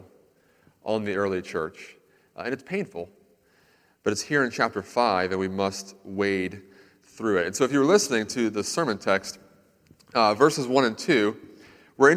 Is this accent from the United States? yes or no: yes; Central Florida, United States; I lived in Central Florida for a lot of my life